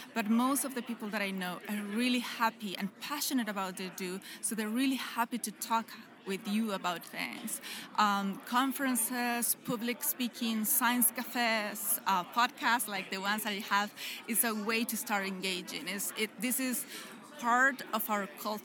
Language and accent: English; Chile; moved away as an adult; also born or lived in United States; I'm from Chile.